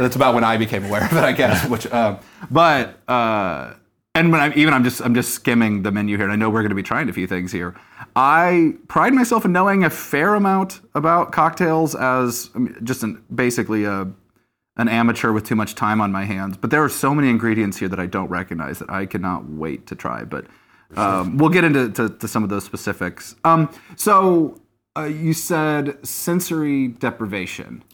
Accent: Southern Missouri, United States; I'm from Southern Missouri.

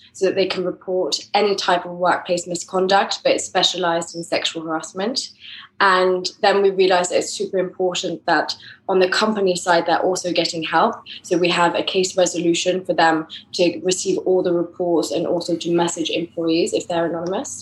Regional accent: France; accent: English; moved away as an adult; also born or lived in England; now in Madrid, Spain; I was based in France. That's where I grew up. But I'm originally English, as my accent.

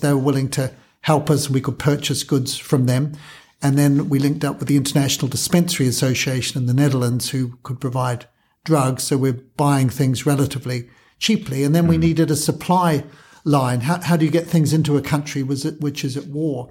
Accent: New Zealand; moved away as an adult; also born or lived in Kenya; now in United Kingdom; I'm a Kiwi, trained in New Zealand

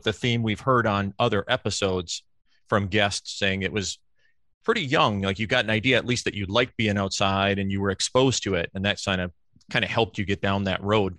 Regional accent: Stevens Point, Wisconsin, United States; because I grew up in Stevens Point.

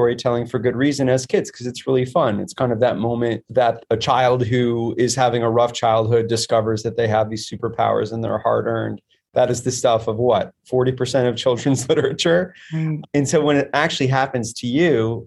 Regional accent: Midwest, United States; where I'm from in the Midwest

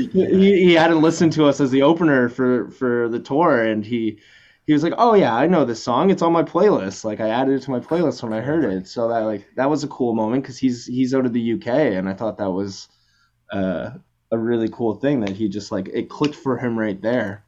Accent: Canada; we're both both from Canada, Halifax and Toronto

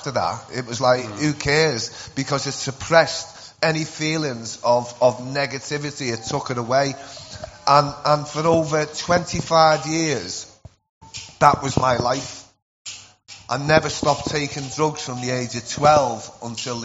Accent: Liverpool, North West England, United Kingdom; accent: Scouse; I'm from Liverpool

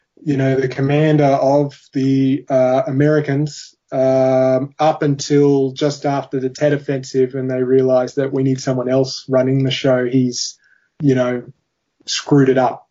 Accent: Australia; being an Australian

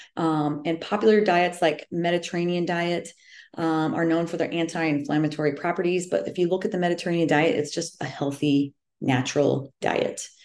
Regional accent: central Iowa, United States; I am from the Midwest um, right smack in the middle of Iowa.

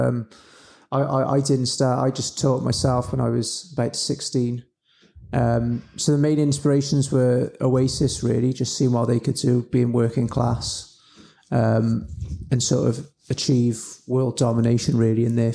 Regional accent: Newport, Wales, United Kingdom; from Newport, South Wales, and I'm a musician

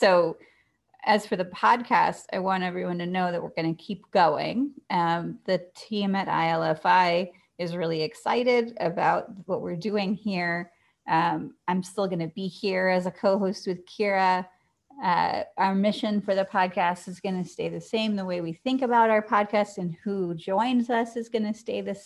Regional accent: Atlanta, Georgia, United States; I grew up in Atlanta

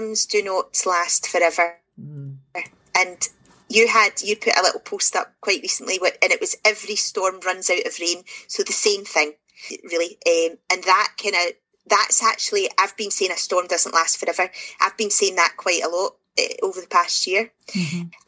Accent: Glasgow, Scotland, United Kingdom; I'm from Glasgow

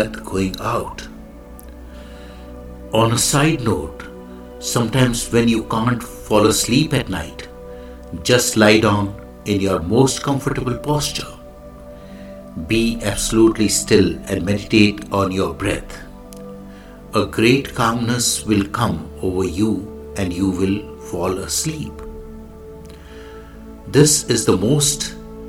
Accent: India; I am the Indian monk.

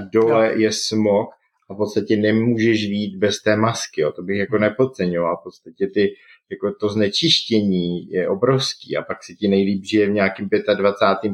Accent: Jeseník area, Olomouc Region, Czechia; moved away; já jsem původem z Jesenicka

